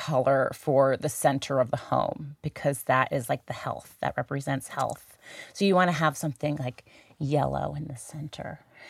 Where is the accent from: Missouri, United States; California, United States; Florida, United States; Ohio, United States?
Missouri, United States; St. Louis; being back here in my hometown, which I love, St. Louis. I can never get away from St. Louis for too long.